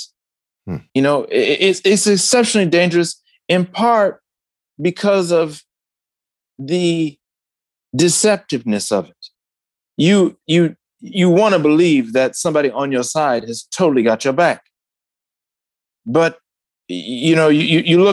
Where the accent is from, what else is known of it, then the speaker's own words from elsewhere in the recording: Detroit, Michigan, United States; my home state of Michigan